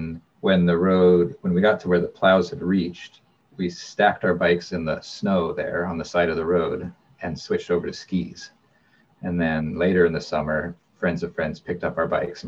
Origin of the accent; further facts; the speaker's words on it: Alaska, United States; I grew up in Alaska